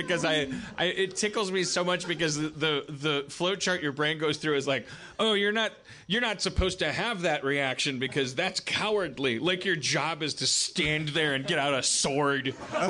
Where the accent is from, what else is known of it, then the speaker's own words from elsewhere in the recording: Milwaukee, Wisconsin, United States; now in Los Angeles, United States; I grew up in Milwaukee, which is like a smaller, I'm going to offend my Milwaukee brethren, it's a smaller Chicago.